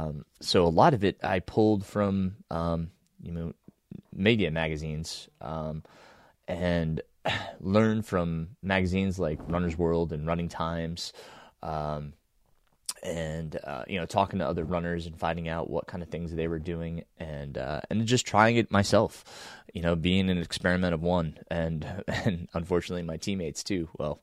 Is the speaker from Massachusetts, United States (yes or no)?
no; Middletown, New York, United States; I grew up in the Shawangunk Mountains in kind of southeastern New York, if you will, about an hour and a half northwest of Manhattan.